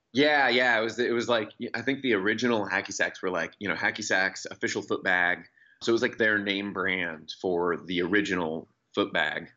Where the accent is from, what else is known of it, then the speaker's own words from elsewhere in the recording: Seattle, Washington, United States; now in Olympia, United States; I grew up in Seattle, and I currently live in Olympia, the state capital, about an hour south of there.